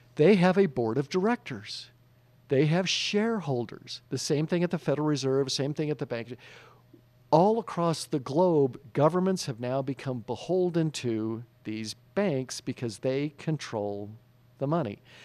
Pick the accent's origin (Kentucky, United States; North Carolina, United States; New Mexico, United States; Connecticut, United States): New Mexico, United States; I was raised here in New Mexico, went to Valley High School